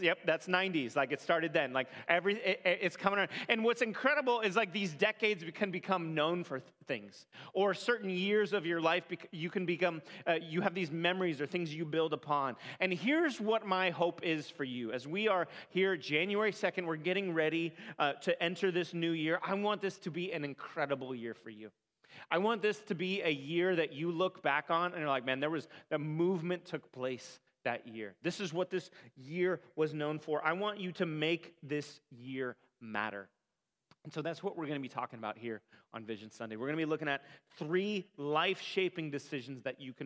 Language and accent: English; California, United States; I grew up in California